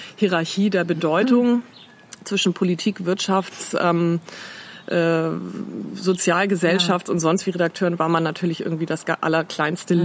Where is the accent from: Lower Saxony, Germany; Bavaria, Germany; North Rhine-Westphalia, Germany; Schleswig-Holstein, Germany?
Schleswig-Holstein, Germany; Ahrensburg; also born or lived in Eutin / Ellund near Flensburg; Dann bin ich mit meinen Eltern, da war ich so neun, glaube ich, nach Ahrensburg gezogen, also nördlich von Hamburg. Ähm, ja, so eine mittelgroße überschaubare Stadt. Da habe ich Abitur gemacht